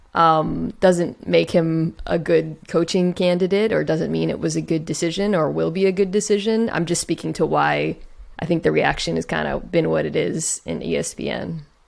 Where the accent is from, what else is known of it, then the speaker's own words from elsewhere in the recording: Gilbert, Arizona, United States; moved away; also born or lived in Phoenix; I'm from Gilbert, which is like a small town in the s, Southeast Valley